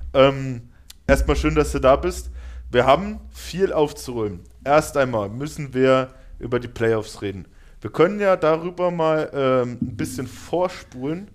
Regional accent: Germany; wir als Deutsche

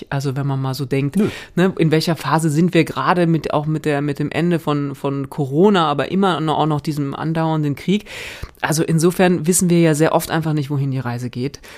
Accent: Northern Germany, Germany; ich komme ja eher aus Norddeutschland, ne? deswegen versuche ich mich gar nicht an, diesen, äh, an dieser rheinischen Mundart

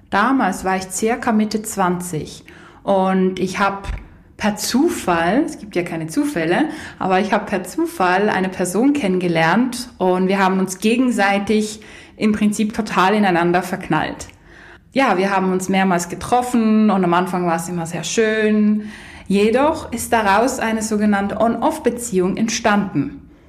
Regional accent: Poland; hatte ich eine Fernbeziehung mit jemandem aus Polen, aus meinem Heimatland.

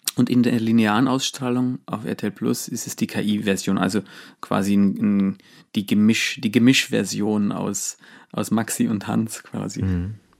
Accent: Allgäu, Bavaria, Germany; bei uns äh, im, im, Allgäu in diesem kleinen Dorf, wo ich aufgewachsen bin

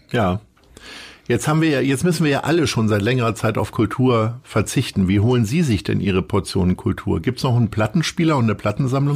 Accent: Stadthagen, Lower Saxony, Germany; Meine Heimatstadt.

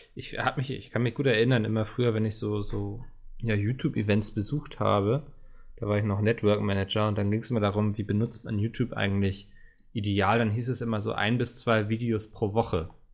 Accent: Northern Germany, Germany; als Norddeutscher

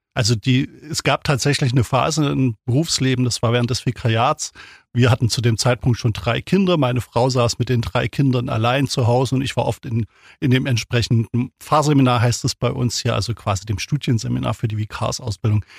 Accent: Thuringia, Germany; now in Ulm, Germany; Ich bin aufgewachsen in Thüringen, also damals in der DDR, 1971 geboren

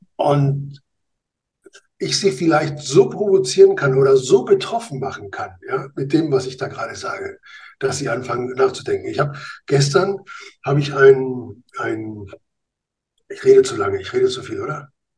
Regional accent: Spain; now in Germany; als Spanier

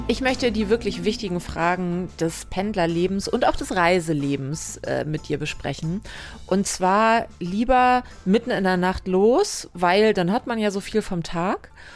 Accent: western Germany, Germany; bin halt ein Kind des Westens

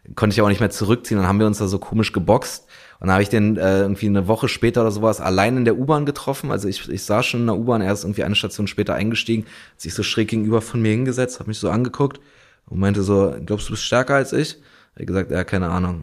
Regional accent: Berlin, Germany; also born or lived in Mettingen; dann ist mein Vater quasi mit uns drei Kindern zurück nach Berlin

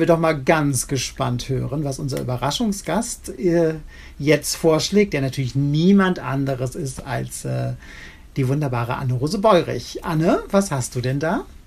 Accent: Rhineland, Germany; accent: Rheinisch; ich komme ja aus dem Rheinland. Ich hätte jetzt etwas Rheinisch sprechen können

